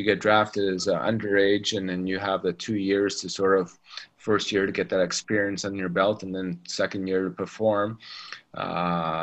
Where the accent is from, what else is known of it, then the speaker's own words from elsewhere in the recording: Toronto, Ontario, Canada; first language English; moved away as an adult; now in Russia; growing up in Toronto